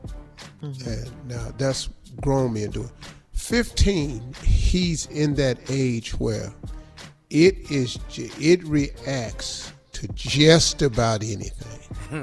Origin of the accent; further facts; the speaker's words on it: West Virginia, United States; I'm from West Virginia, so I can say.